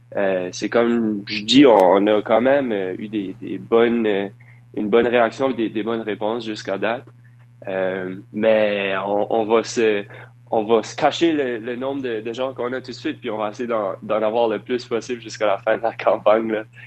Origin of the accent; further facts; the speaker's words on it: Dieppe, New Brunswick, Canada; Je viens de, de Dieppe, au Nouveau-Brunswick